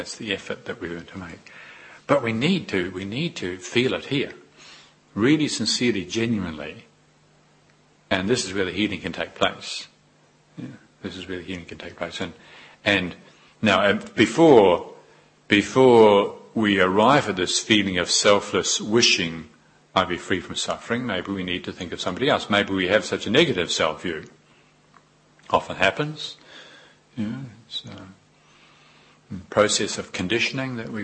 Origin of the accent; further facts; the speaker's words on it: New Zealand; moved away as an adult; I was newly come, and I was from New Zealand, very obviously. And my accent, and newly arrived in this wonderful country.